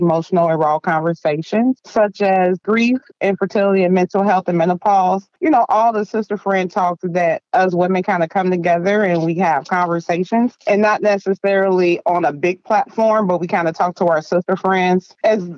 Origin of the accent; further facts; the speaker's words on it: Dayton, Ohio, United States; moved away as an adult; now in Columbus, United States; Born in Dayton, Ohio, raised in the projects, polished in Columbus, Ohio, been living in Columbus, Ohio for 20 plus years